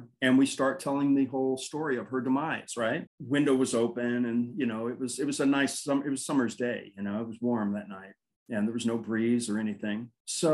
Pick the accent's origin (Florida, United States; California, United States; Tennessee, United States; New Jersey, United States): California, United States; Burbank; I grew up in Burbank, California, and we lived in these triplexes